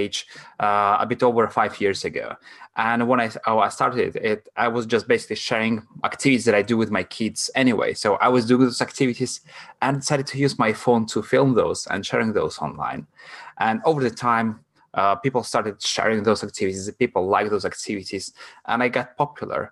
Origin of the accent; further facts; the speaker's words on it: Latvia; first language Russian; English is a second language; moved away as an adult; now in London, United Kingdom; I'm from Latvia